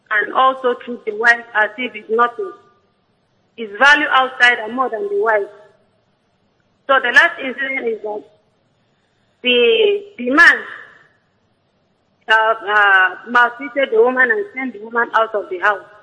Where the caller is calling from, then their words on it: Uyo, Akwa Ibom, Nigeria; from Uyo.